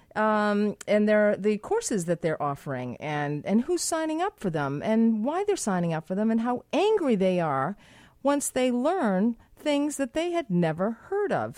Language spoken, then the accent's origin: English; Boston, Massachusetts, United States; now in Vancouver, Canada; I'm from Boston, uh, live in Vancouver